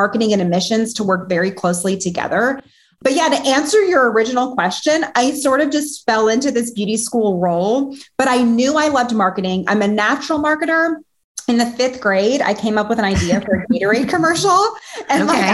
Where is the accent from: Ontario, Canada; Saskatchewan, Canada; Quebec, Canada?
Ontario, Canada; Toronto; moved away as an adult; also born or lived in Alabama; So I'm from Canada. I actually am born and raised in Toronto and randomly moved to Alabama all by myself at the age of 18.